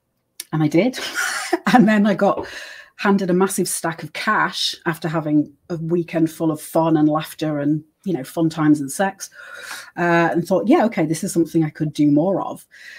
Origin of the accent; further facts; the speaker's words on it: United States; born there; accent: British; I was born in America, so I had my social security and birth certificate, and I also have the British accent.